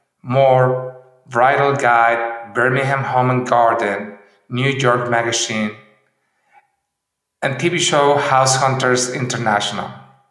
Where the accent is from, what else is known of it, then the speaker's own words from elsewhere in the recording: San Miguel de Allende, Guanajuato, Mexico; our favorite town and my hometown, San Miguel de Allende, in the central Mexico state of Guanajuato.